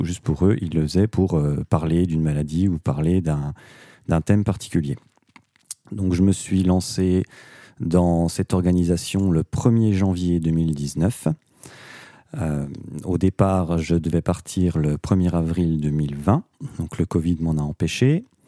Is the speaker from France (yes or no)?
yes; Doubs, Bourgogne-Franche-Comté, France; chez nous dans le Doubs